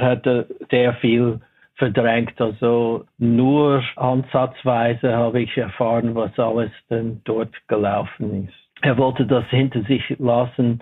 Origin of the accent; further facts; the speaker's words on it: Los Angeles, California, United States; German is a second language; moved away as an adult; also born or lived in Pasadena, California; now in Switzerland; Ich bin in Watts aufgewachsen. Also während der ersten elf Jahren war ich dort.